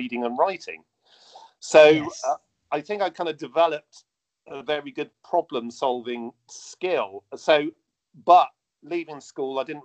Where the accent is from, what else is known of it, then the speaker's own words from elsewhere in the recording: Bristol, South West England, United Kingdom; Bristol, my hometown